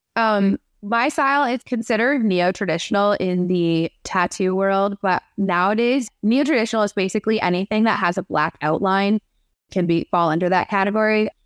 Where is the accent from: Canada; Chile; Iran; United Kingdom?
Canada; now in Detroit, United States; Growing up in Canada, was it, I mean, it's, it's really not that different from being here. It's pretty similar, but I did grow up in a small town, so that's different from living in Detroit